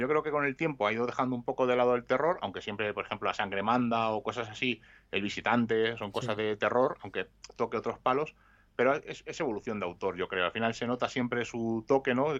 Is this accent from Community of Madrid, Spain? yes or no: yes; Madrid, Community of Madrid, Spain; Yo estudiaba en Vallecas y me cambiaron a Atocha